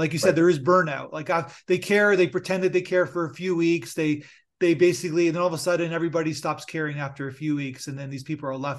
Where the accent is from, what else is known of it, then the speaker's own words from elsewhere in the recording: Niagara Falls, Ontario, Canada; I'm from Niagara Falls, born and raised